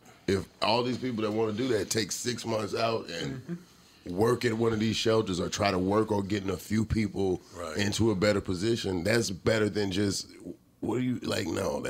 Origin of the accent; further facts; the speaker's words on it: Atlanta, Georgia, United States; now in Los Angeles, United States; And I come from Atlanta and what I've seen there. But not gonna lie, I got a little jaded